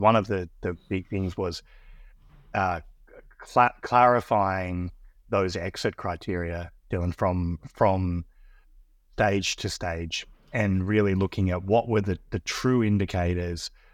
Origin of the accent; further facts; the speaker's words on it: Australia; accent: Australian; moved away as an adult; now in Austin, United States; I'm Australian, as you can probably tell by my, by my accent, but I'm based here in, based here in Austin, Texas. I've been in the United States for about nine years.